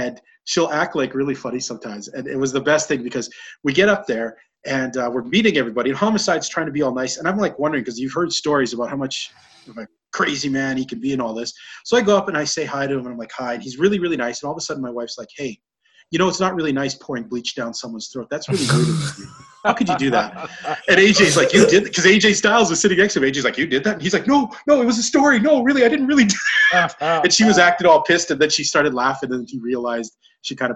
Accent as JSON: {"language": "English", "town": "Edmonton", "region": "Alberta", "country": "Canada", "tie": "born or raised there", "said": "I grew up in Edmonton, the same high school"}